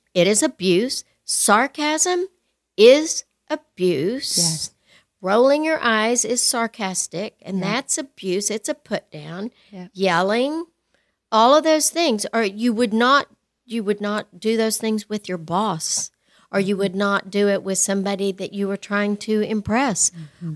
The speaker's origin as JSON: {"language": "English", "region": "West Texas", "country": "United States", "tie": "born or raised there", "said": "I grew up in West Texas"}